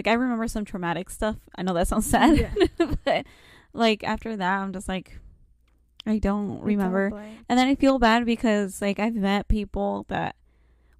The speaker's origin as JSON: {"language": "English", "town": "Los Angeles", "region": "California", "country": "United States", "tie": "born or raised there", "moved": "yes", "lives_now": "Omaha, United States", "said": "I was born in Los Andes, Los Angeles, California"}